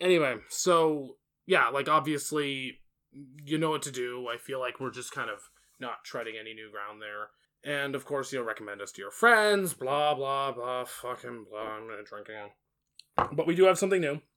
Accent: United States; I'm an American

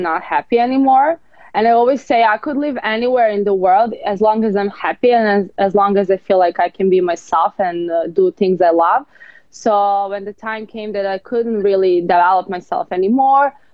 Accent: Serbia; now in Los Angeles, United States; I'm from Serbia.

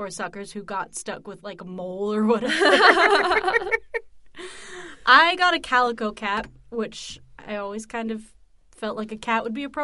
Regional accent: United States; we're American.

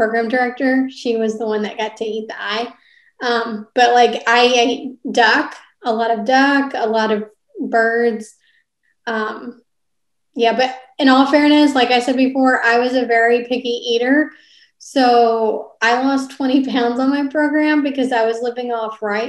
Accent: Kentucky, United States; I grew up in Kentucky

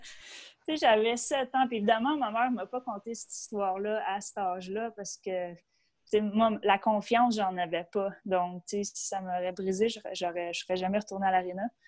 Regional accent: Boisbriand, Quebec, Canada; j'ai grandi à Boisbriand, sur la rive nord. Donc, à quatre ans, on est déménagé

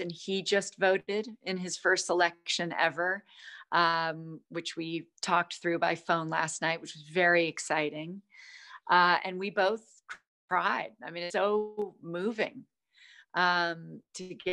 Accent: United States; being American

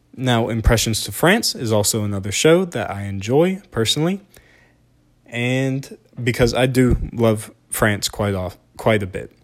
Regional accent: Deep South, United States; I am from the Deep South

